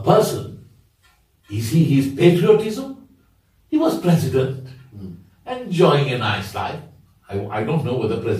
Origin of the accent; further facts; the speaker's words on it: India; first language Bhojpuri; English is a second language; So speaker, I mean, it's my mother tongue.